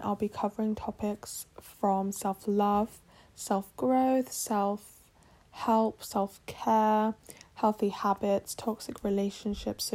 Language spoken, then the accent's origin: English; England, United Kingdom; accent: British; I'm born and raised in England, and I am originally from Poland